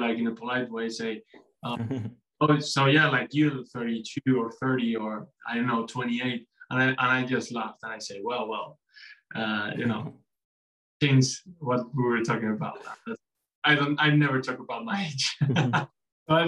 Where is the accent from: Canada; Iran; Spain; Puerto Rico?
Spain; Mallorca, Balearic Islands; English is a second language; now in Madrid, Spain; I come from Mallorca. I love my Iceland, but always I've said that Madrid is my city